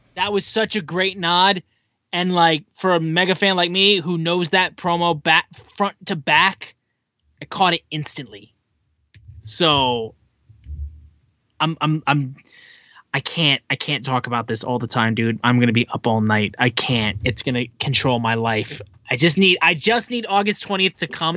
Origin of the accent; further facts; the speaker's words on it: Michigan, United States; I'm from Michigan